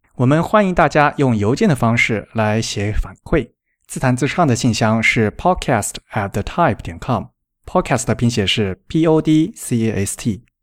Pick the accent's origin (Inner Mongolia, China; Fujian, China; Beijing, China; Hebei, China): Fujian, China; Xiamen; 我是福建人嘛，是厦门